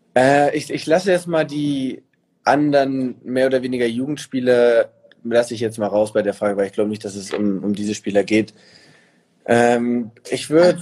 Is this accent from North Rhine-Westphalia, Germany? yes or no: no; Hamburg, Germany; moved away as an adult; now in Munich, Germany; ich bin ja nicht mal in Hamburg geboren, aber es ist für mich trotzdem Heimat